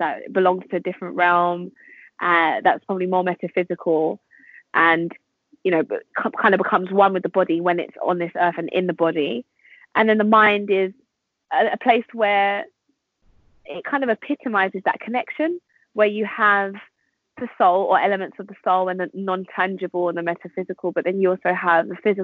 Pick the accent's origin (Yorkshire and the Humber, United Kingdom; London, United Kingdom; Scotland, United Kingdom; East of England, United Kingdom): London, United Kingdom; I'm from London